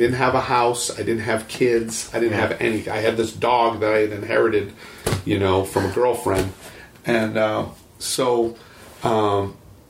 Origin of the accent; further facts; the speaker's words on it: Picher, Oklahoma, United States; I was originally from Pitcher, Oklahoma